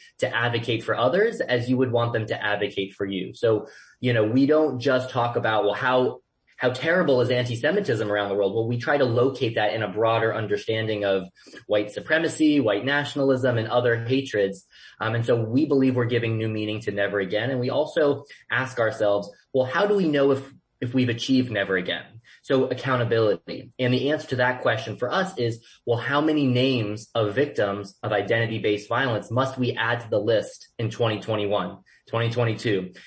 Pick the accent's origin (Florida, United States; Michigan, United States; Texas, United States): Florida, United States; Boca Raton; I grew up in Boca Raton, Florida